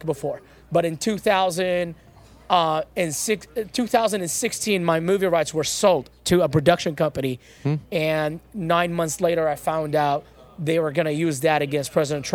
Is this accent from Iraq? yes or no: yes; Iraq; moved away as an adult; now in United States; I was born in Iraq